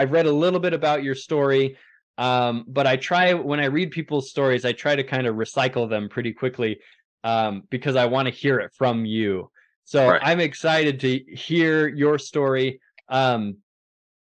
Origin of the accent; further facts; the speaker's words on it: Hermiston, Oregon, United States; I'm from Hermiston, Oregon